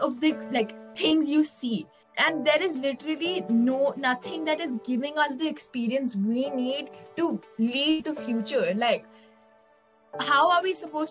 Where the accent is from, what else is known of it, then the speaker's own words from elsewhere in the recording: India; being an Indian